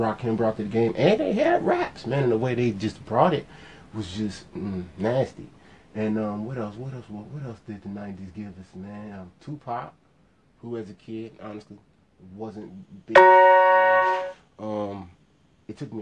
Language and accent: English; Ohio, United States; I'm from Ohio